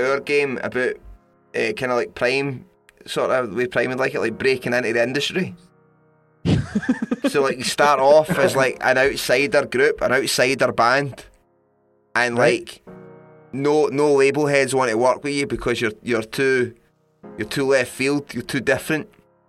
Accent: London, United Kingdom; And it's in London. My hometown.

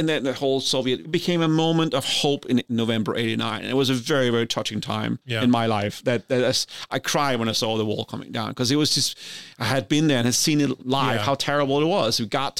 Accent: Denmark; So as we've talked about before, I grew up in Denmark. I grew up in the 70s. This is a time when the Cold War is at its height.

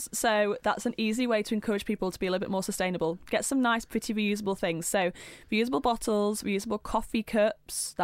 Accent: near Hull, Yorkshire and the Humber, United Kingdom; I was brought up in Yorkshire on a farm

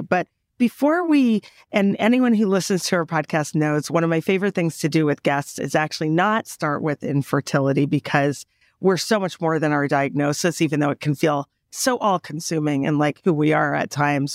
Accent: Canada; moved away; I'm the Canadian, I'm the first generation Canadian with the European upbringing

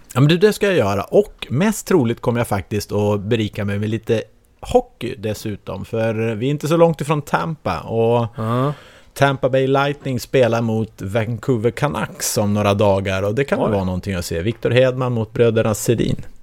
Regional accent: Sweden; Som svensk

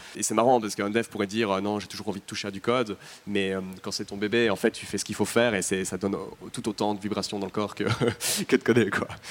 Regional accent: Belgium; je suis belge

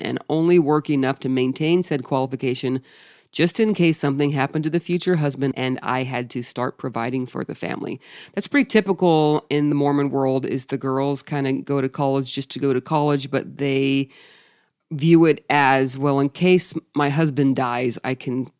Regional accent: Australia; also born or lived in England; I'm from Australia with dual citizenship.

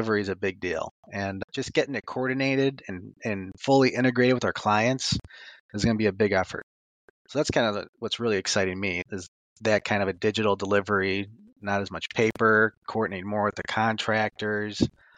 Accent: Rolling Meadows, Illinois, United States; I grew up in Rolling Meadows, Illinois, and I used to campaign with my mom door to door

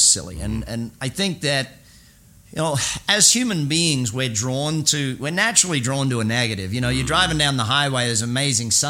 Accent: Brisbane, Queensland, Australia; moved away as an adult; now in United States; my hometown of Brizzy

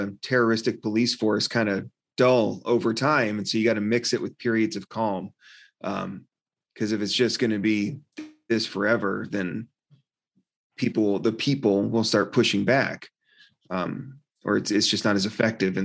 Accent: United States; growing up in America, which is a, you know, a modern Western style democracy

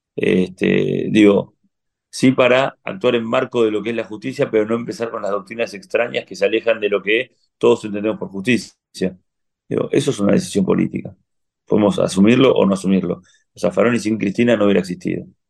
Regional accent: Argentina

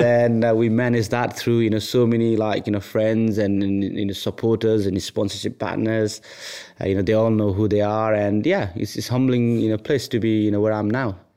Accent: Nepal; moved away; I was born in Nepal. Um, I had a really humble upbringing

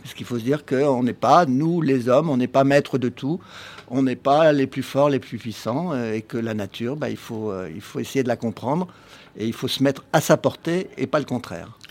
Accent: Paris, Île-de-France, France; qui suis un jardinier urbain, parce que je suis né à Paris, je suis né en ville

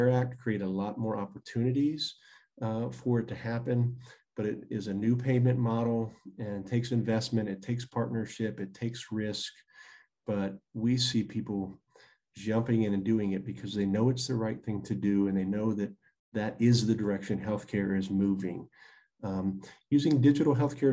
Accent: Virginia, United States; even rural areas in Virginia, my home state

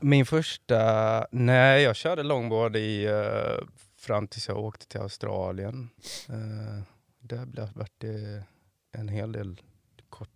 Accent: Floda, Västra Götaland, Sweden; moved away as an adult; now in Varberg, Sweden; jag är ifrån eh, Floda

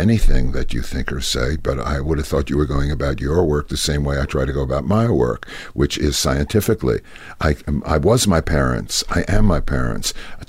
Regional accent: Brooklyn, New York, United States; also born or lived in Far Rockaway; now in Los Angeles, United States; And then I was born and brought up in Brooklyn, New York.

